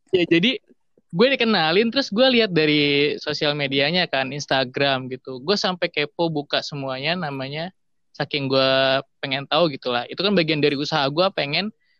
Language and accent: Indonesian; Indonesia; gue yang dari kecil di Indonesia